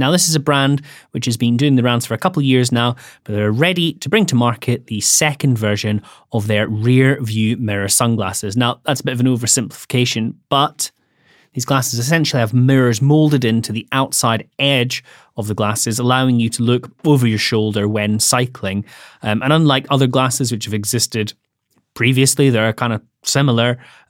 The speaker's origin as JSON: {"language": "English", "region": "Scotland", "country": "United Kingdom", "said": "Yeah, I'm Scottish as well."}